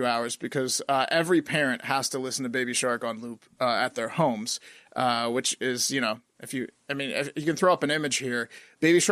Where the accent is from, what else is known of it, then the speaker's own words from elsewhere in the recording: Virginia, United States; we're from Virginia